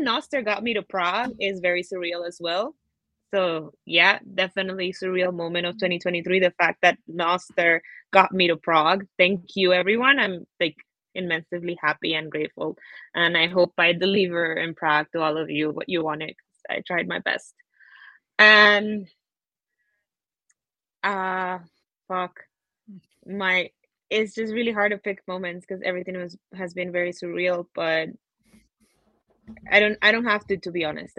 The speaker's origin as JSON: {"language": "English", "country": "Costa Rica", "said": "in my home country"}